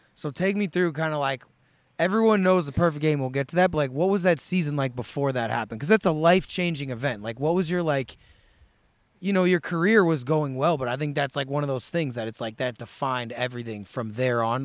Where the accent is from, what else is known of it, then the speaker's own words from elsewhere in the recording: St. Louis, Missouri, United States; I grew up in Saint Louis